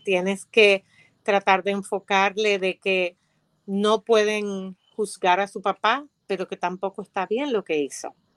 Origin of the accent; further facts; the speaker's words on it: Dominican Republic; soy dominicana